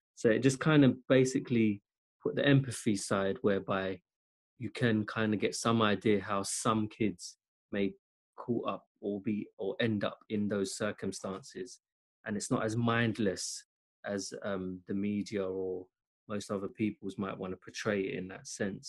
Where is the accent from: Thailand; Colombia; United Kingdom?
United Kingdom; London; my growing up in South London